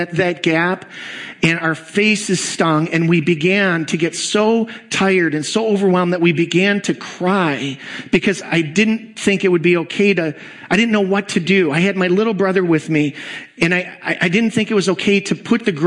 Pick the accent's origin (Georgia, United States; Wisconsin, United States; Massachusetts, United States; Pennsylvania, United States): Wisconsin, United States; Kenosha; I grew up in Kenosha, Wisconsin